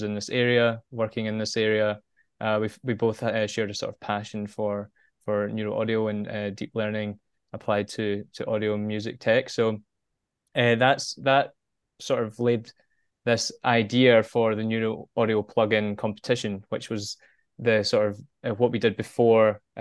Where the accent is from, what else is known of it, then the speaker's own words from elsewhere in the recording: Glasgow, Scotland, United Kingdom; moved away as an adult; now in Japan; originally sort of born and bred in Glasgow, Scotland.